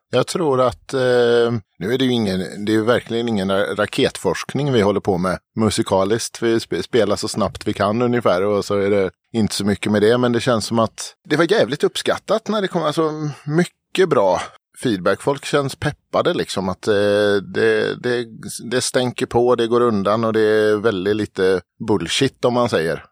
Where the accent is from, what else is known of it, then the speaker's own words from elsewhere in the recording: Falkenberg, Halland County, Sweden; moved away; Jag kommer nerifrån Falkenberg, där jag är uppvuxen